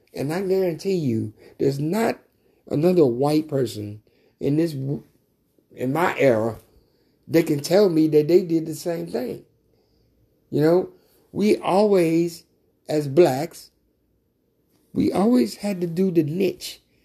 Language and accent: English; Mississippi, United States; also born or lived in Louisiana; growing up in Mississippi